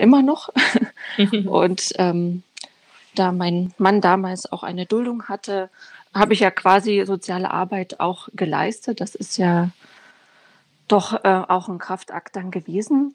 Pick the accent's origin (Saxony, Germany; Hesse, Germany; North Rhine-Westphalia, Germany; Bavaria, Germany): Saxony, Germany; Dresden; moved away as an adult; also born or lived in Ghana; now in Braunschweig, Germany; ich bin äh, in Dresden geboren, bin 35